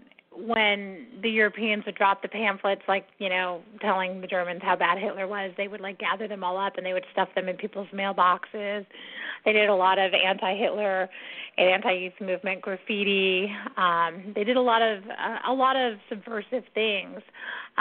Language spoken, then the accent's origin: English; San Diego, California, United States; I'm from San Diego